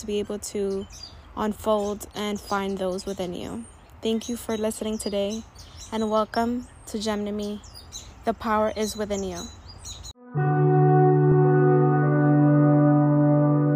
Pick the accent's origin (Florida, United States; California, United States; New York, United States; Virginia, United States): New York, United States; New York City; I'm a young, proud, first generation Latina, born and raised in Washington Heights